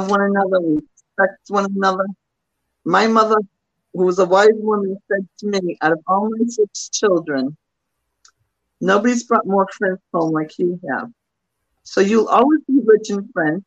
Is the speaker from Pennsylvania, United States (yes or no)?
no; Acushnet, Massachusetts, United States; moved away as an adult; also born or lived in New Bedford, Massachusetts; now in Hyannis, United States; I live in Hyannis right now for many years, but New Bedford will always be home. I grew up in Acushnet.